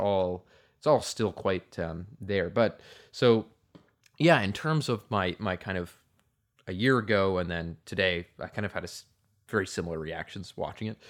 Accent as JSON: {"language": "English", "country": "Canada"}